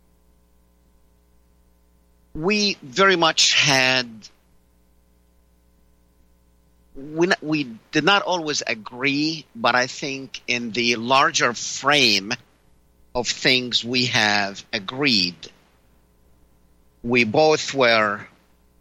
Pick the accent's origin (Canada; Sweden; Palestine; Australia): Palestine; now in United States; I am originally from Palestine.